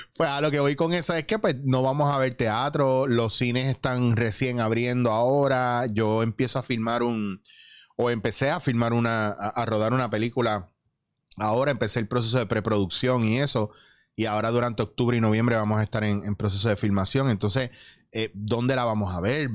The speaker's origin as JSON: {"language": "Spanish", "country": "Puerto Rico", "said": "esto es lo que yo peleo mucho en mi país"}